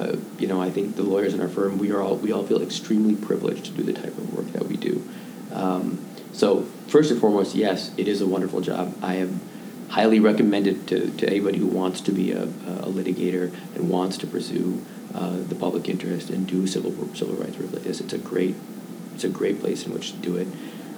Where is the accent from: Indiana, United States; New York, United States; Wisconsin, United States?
Wisconsin, United States; Madison; now in Chicago, United States; my hometown, Madison, Wisconsin